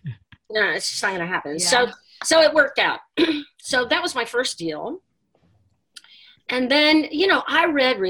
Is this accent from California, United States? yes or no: no; Texas, United States; moved away as an adult; now in New York City, United States; I grew up in Texas and got a job offer to come to Manhattan in 1990.